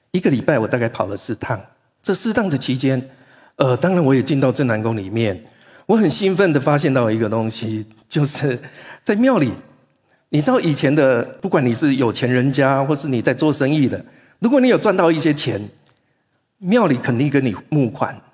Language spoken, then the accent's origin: Chinese; Taiwan; 我从台湾来的